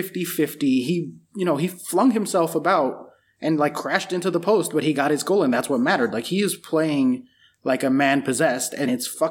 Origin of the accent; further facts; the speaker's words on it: United States; as an American